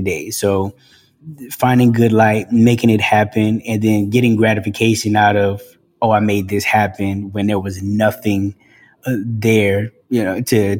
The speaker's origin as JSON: {"language": "English", "town": "Boston", "region": "Massachusetts", "country": "United States", "tie": "born or raised there", "also_born_or_lived": "South Carolina / Los Angeles, United States", "moved": "yes", "lives_now": "Atlanta, United States", "said": "I grew up in Boston"}